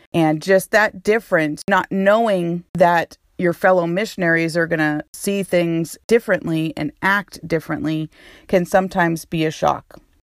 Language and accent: English; New Hampshire, United States; moved away as an adult; also born or lived in New York / Texas / Connecticut; now in Honduras; So I was born and raised in New Hampshire, but I lived in New York. I lived in Texas. I lived in Connecticut.